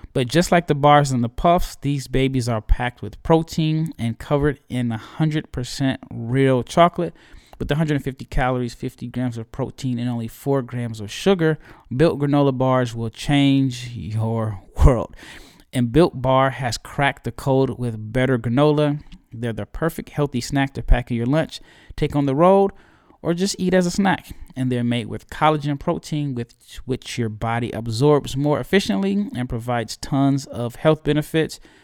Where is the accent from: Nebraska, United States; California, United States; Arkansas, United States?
Nebraska, United States; Omaha; moved away; Omaha, Nebraska. It is my hometown. I am at home. I am visiting my parents